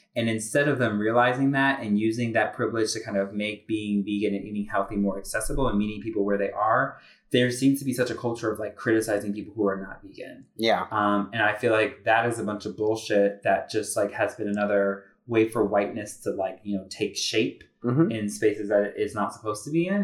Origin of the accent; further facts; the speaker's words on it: Connecticut, United States; I'm from Connecticut